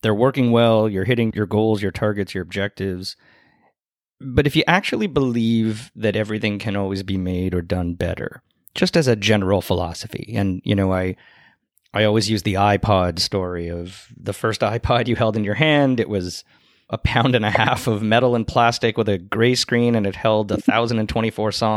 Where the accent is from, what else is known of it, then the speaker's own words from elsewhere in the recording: Canada; I'm a Canadian